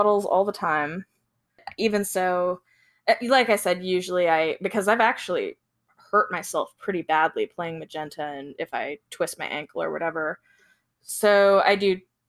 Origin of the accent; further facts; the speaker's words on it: Appalachia, United States; I'm originally from Appalachia.